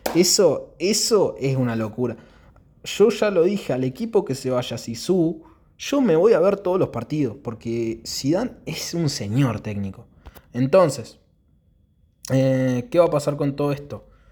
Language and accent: Spanish; Argentina; yo soy de Argentina, ahora es verano en Argentina